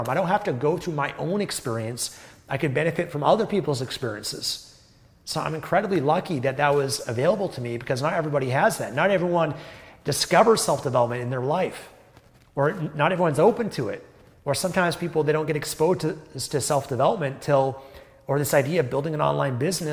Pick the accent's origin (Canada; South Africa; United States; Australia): Canada; I was born in Canada, a first world developed country